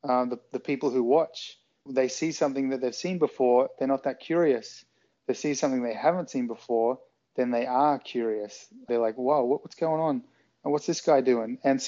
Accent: Australia; accent: Australian; I mean, my accent now isn't anything like it was when I was a teenager. It was much more of an Australian kind of suburban sound, whereas now I've lived here, I've lived all over the world

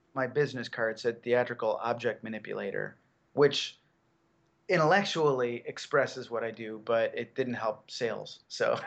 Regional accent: Chicago, Illinois, United States; I grew up in Chicago. I lived right downtown

